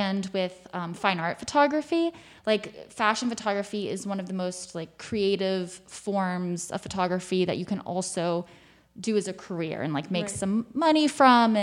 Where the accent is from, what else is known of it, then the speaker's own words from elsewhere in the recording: South Carolina, United States; moved away as an adult; now in New York, United States; I'm from South Carolina. I'd gone to school in North Carolina